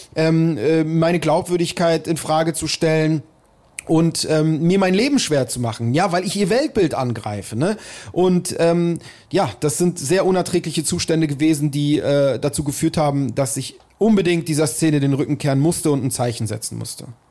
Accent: Berlin, Germany; ich bin halt hier in Berlin aufgewachsen

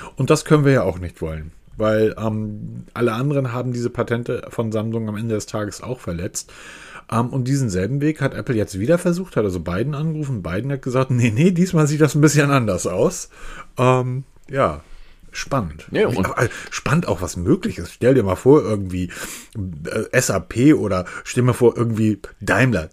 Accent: Hamburg, Germany; ich bin Hamburger

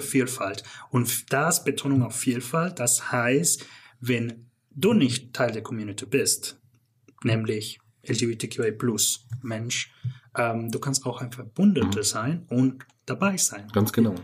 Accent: Canada; German is a second language; moved away as an adult; also born or lived in Northern Mexico / Stuttgart; now in Germany; ich bin aber groß geworden in Kanada

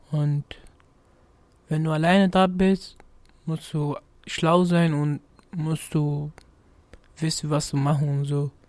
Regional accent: Gambia; moved away; also born or lived in United States; Aus Gambia.

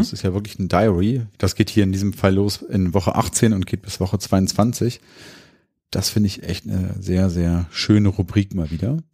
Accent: Hanover, Lower Saxony, Germany; Wir kommen ja aus Hannover

